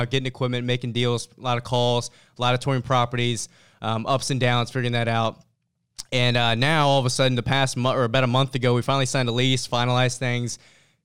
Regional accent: Richmond, Virginia, United States; I'm based, born and raised in Richmond, Virginia

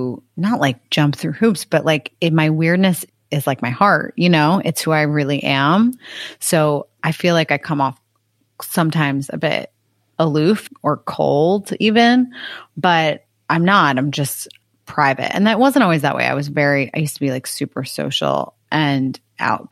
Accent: Connecticut, United States; I grew up in Connecticut

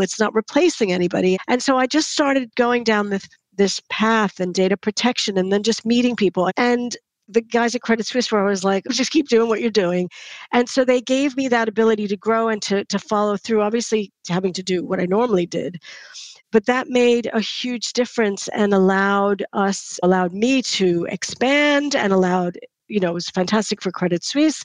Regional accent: United States; moved away; because I'm American, I don't have family here.

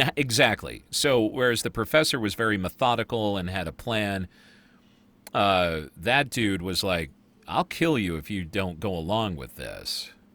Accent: United States; I'm American.

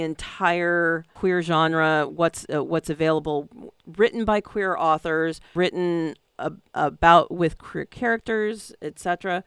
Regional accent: San Francisco, California, United States; because it's my hometown.

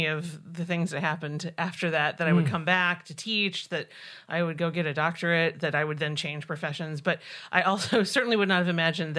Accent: Indiana, United States; Southern Indiana.

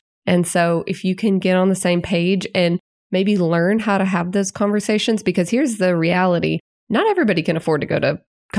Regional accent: Little Rock, Arkansas, United States; now in Northwest Arkansas, United States; Little Rock.

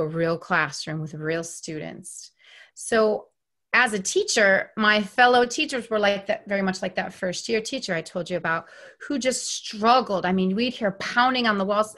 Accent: New York, United States; moved away; where I grew up in New York, all white

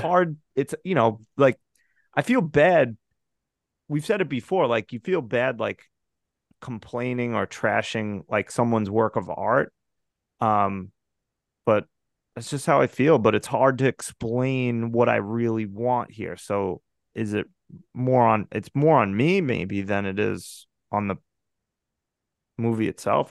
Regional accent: United States; I'm an American

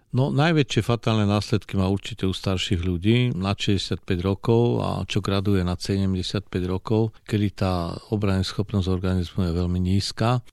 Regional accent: Slovakia; akí sme my Slováci

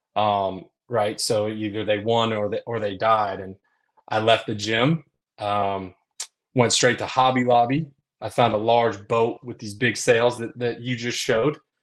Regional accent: Concord, North Carolina, United States; I grew up in Concord, North Carolina

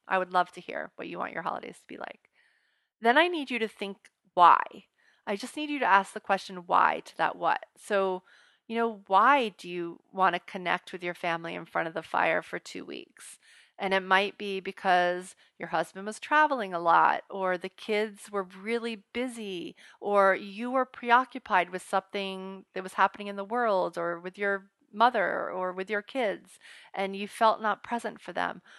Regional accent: United States; we don't draw the line as American parents as a whole

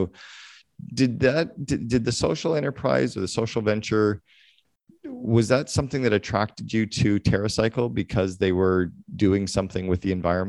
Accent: Northern Ontario, Canada; I was a kid from Northern Ontario.

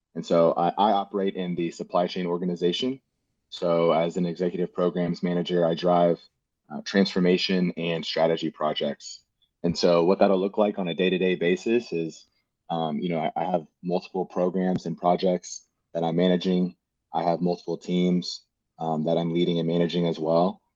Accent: Houston, Texas, United States; also born or lived in Cypress, Texas / College Station, Texas; born and raised in Houston, Texas.

